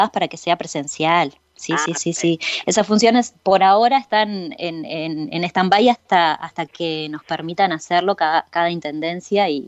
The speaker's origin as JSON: {"language": "Spanish", "town": "San José de Mayo", "region": "San José", "country": "Uruguay", "moved": "as an adult", "said": "Yo soy del interior, soy de San José. Me vine a los 18 años"}